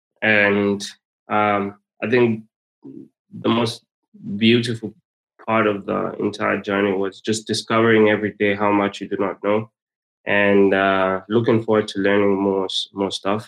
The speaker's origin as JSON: {"language": "English", "country": "Zambia", "said": "I'm from Zambia"}